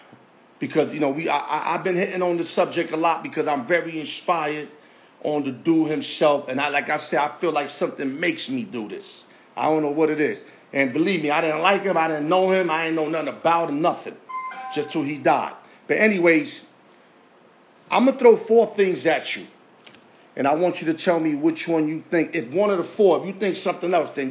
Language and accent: English; East Coast, United States; But we naturally from the East